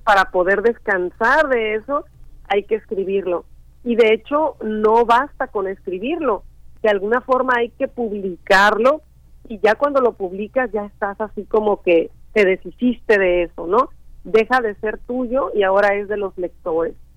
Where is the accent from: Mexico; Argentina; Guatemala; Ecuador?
Mexico; Chicontepec, Veracruz; Yo crecí en un en un rancho muy pequeño de la Huasteca Veracruzana que pertenece al municipio de Chicontepec, Veracruz